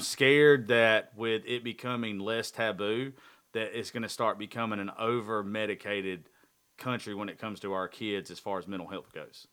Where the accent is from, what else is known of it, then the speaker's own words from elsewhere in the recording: the South, United States; I'm from the South